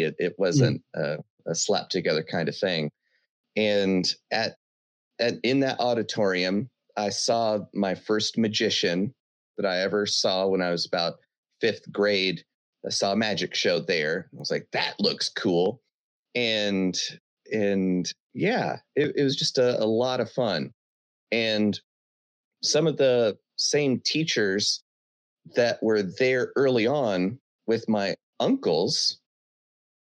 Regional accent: North Carolina, United States; also born or lived in Sacramento, California; all of my memories start in North Carolina.

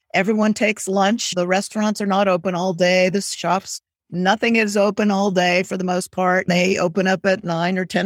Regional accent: Southern California, United States; moved away as an adult; now in Lisbon area, Portugal; I grew up in Southern California where pretty much everybody had a house

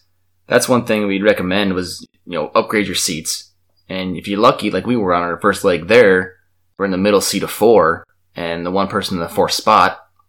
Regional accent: Minnesota, United States; my home state of Minnesota

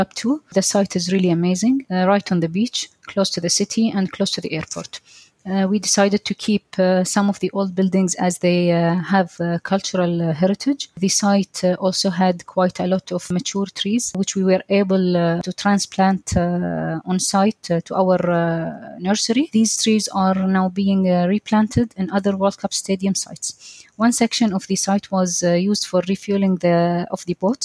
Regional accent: Doha, Qatar; I am a Qatari engineer. I was born and raised here in Doha.

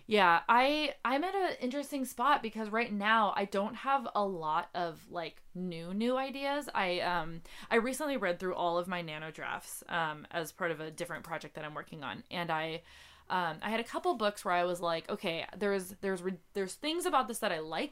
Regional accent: North Dakota, United States; now in Seattle, United States; so I'm from North Dakota, uh, and my family's from North Dakota

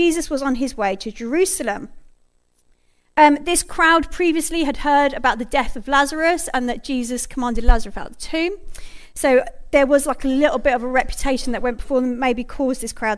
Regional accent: United Kingdom; as a British nation

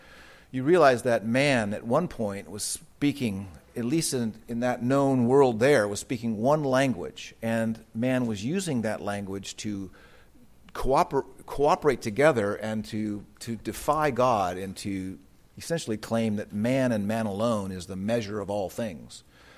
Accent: United States; where I grew up in the United States

